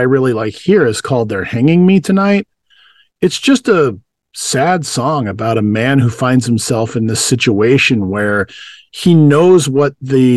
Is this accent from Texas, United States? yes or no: yes; West Texas, United States; I grew up in West Texas